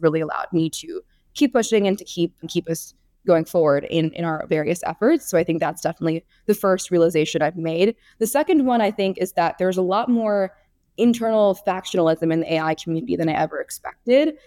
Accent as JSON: {"language": "English", "region": "California", "country": "United States", "said": "my home state of California"}